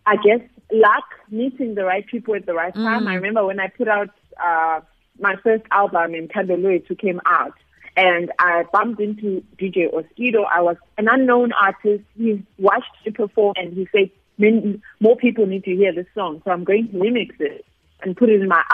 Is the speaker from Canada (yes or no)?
no; Zimbabwe; now in South Africa; I am originally from Zimbabwe